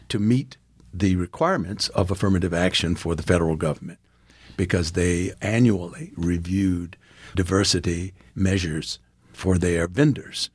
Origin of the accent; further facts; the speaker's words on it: Farmville, Virginia, United States; moved away as an adult; also born or lived in South Africa; now in Gahanna, Ohio, United States; growing up in Farmville, my mother was a teacher